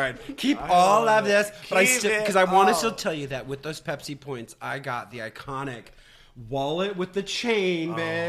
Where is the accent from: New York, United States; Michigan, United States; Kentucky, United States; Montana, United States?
Michigan, United States; born or raised there